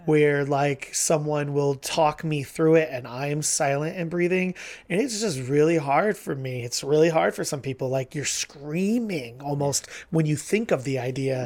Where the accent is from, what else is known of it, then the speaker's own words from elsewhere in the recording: Ohio, United States; so I grew up in Ohio